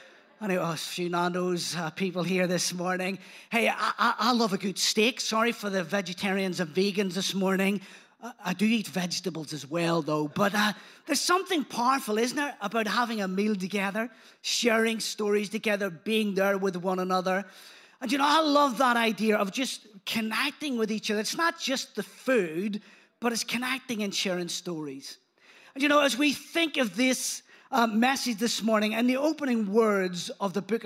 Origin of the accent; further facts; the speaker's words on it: Belfast, Northern Ireland, United Kingdom; accent: Belfast; not originally from around these parts. Although my accent, some people say, it's fading, but I don't know. I think I've still got quite a strong Belfast accent. That's until I go back home and then people change their mind.